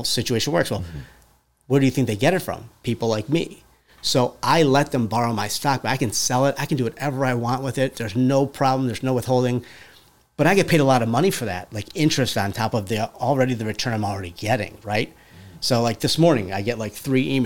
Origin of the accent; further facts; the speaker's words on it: Cleveland, Ohio, United States; moved away as an adult; I'm from Cleveland originally